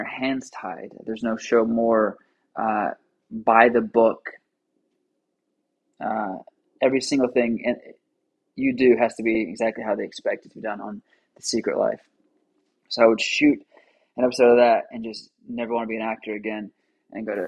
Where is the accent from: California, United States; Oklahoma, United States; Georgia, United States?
Oklahoma, United States; both being from Oklahoma